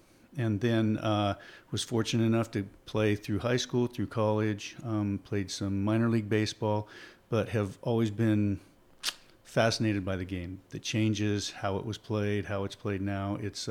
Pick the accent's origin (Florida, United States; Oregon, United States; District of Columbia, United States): Oregon, United States; I grew up in Oregon, in Southern Oregon. And we had some really good baseball teams. It was a very athletic area.